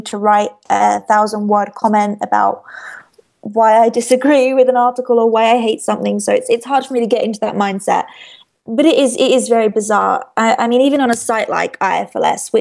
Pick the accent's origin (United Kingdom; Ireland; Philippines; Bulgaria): United Kingdom; I'm British